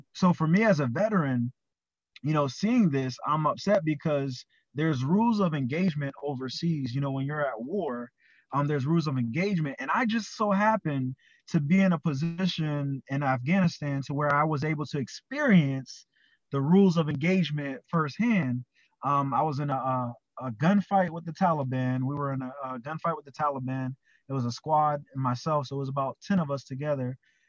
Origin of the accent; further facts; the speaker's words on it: Charleston, South Carolina, United States; I'm from Charleston, South Carolina